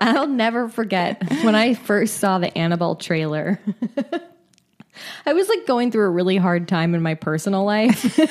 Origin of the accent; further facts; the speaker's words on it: California, United States; I'm from California.